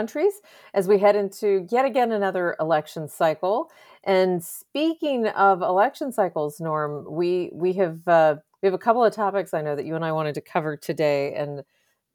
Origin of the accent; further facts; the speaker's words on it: Texas, United States; I'm from Texas